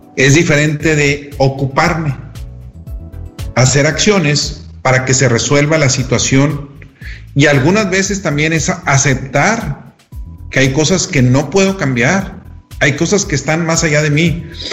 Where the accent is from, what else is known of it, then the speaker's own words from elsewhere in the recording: Mexico; desde la manera como somos educados de pequeños en México